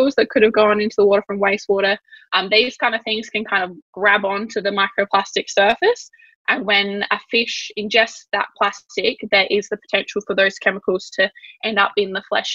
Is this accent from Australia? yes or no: yes; Yorke Peninsula, South Australia, Australia; I grew up on the York Peninsula in a little coastal town. It's a fishing town.